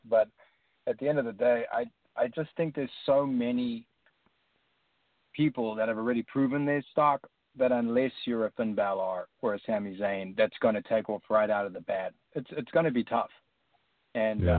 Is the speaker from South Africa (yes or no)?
yes; South Africa; moved away as an adult; now in United States; coming from like a country from like South Africa